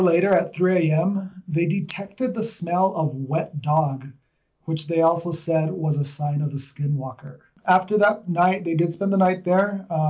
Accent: New Mexico, United States; Since I'm from New Mexico and obviously currently here

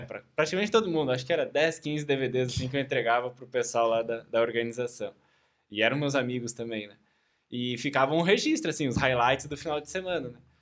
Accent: Caxias do Sul, Rio Grande do Sul, Brazil; sou de Caxias do Sul

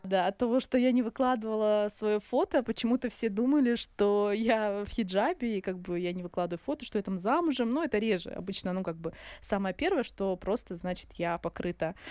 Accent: a small town near Surgut, Khanty-Mansi Autonomous Okrug, Russia; moved away as an adult; also born or lived in Izberbash, Dagestan / Moscow; now in Makhachkala, Russia; я родилась в Сбербаше и жила здесь не так долго, ходила в садик. Ну, ходила в садик я в селе, у бабули. И мои родители переехали на север. Э, это город рядом с Сургутом, такой небольшой

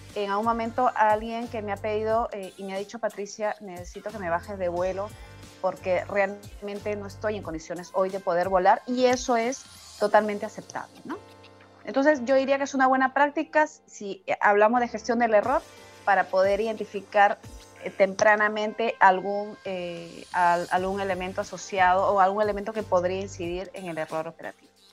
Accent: Lima, Peru; also born or lived in a province of Peru; yo nací en una provincia de Perú, pero todo el tiempo he, vivido en la capital de Perú, en Lima

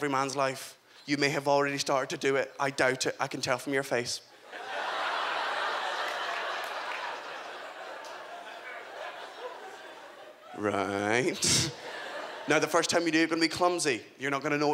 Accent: Scotland, United Kingdom; also born or lived in England; I'm from Scotland. I was born in England, but I do consider myself fully Scottish

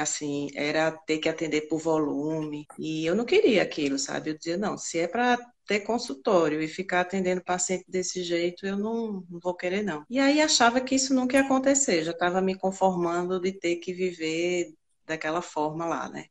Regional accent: Recife, Pernambuco, Brazil; sou de Recife, sempre morei em Recife

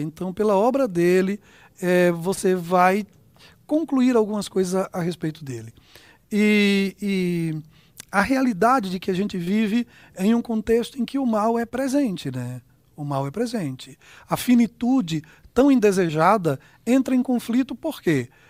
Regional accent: Aracaju, Sergipe, Brazil; moved away; A gente é de Aracaju, né? Nossa terra natal, lá, lá eu fui construído

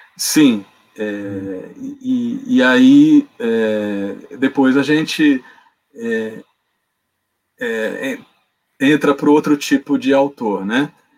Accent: São Paulo, Brazil; also born or lived in Rio de Janeiro; Eu nasci no Rio de Janeiro, né? Uhum, e, mas, fui, mas fui criado em São Paulo, então é, não esperem que eu não vou falar com chiado no S

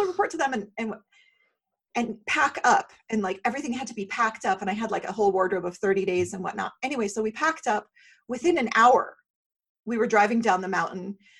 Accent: Syria; now in United States; I am from the Middle East, so I am from Syria, I'm a Syrian refugee. You wouldn't know it because I'm so Americanized

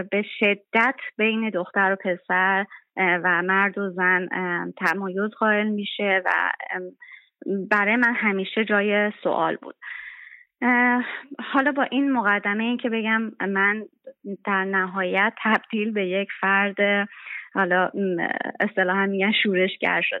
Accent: Hamedan, Hamadan Province, Iran; من در شهر همدان متولد شدم و دوران کودکی و نوجوانیمو اونجا گذروندم

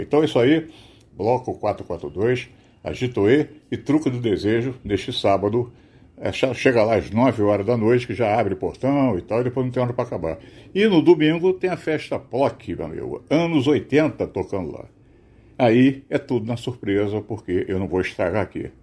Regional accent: Rio de Janeiro, Brazil; Sim, eu sou carioca

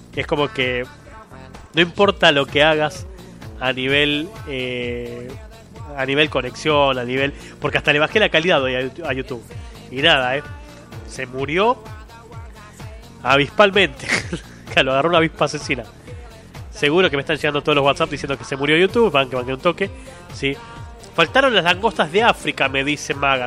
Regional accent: Argentina; no soy centroamericano, soy argentino

